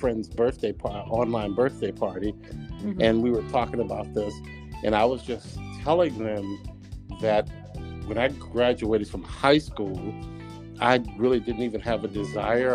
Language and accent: English; Texas, United States; moved away as an adult; now in New Jersey, United States; I am from Texas